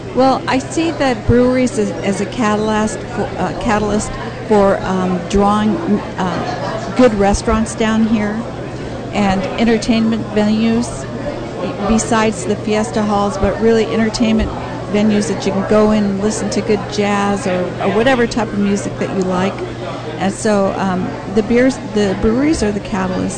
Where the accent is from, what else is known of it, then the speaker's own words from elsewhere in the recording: Chula Vista, California, United States; I was born and raised in Harborside